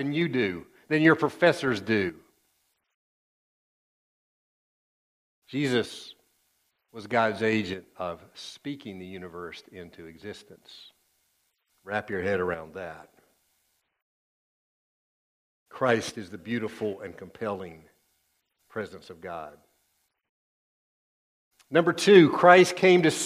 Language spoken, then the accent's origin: English; East Tennessee, United States; I grew up in East Tennessee.